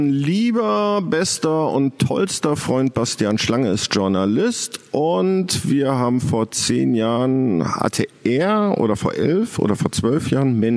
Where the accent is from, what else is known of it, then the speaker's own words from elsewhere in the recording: North Rhine-Westphalia, Germany; accent: Ruhr; ich kann nun mal den Pott nicht verhehlen. Also ich glaube auch jeder zweite Regisseur hört nach dem guten Tag sagen, dass ich aus dem Pott komme, weil ich das irgendwie nie ganz rausbekommen habe.